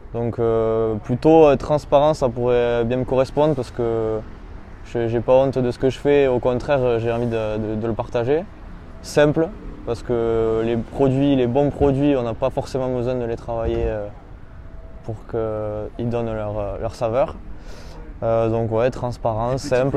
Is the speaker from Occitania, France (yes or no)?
yes; Bagnères-de-Bigorre, Occitania, France; moved away as an adult; now in Bayonne, France; je suis originaire de, Bagnères de Bigorre.